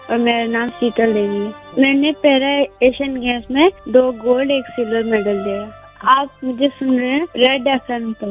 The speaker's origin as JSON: {"language": "Hindi", "area": "Loidhar, Kishtwar", "region": "Jammu and Kashmir", "country": "India", "said": "मैं लोहिदार की रहने वाली हूँ किश्तवाड़"}